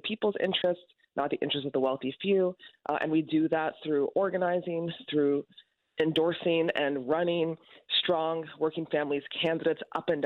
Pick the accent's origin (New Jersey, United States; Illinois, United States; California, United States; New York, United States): New York, United States; also born or lived in Connecticut; come back to my home state, where I'm raising my almost six-year-old